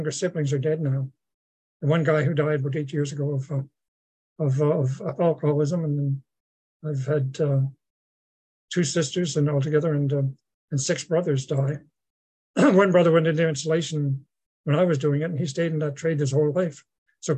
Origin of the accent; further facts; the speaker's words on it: Mulgrave, Nova Scotia, Canada; moved away; my hometown, Mulgrave, in Nova Scotia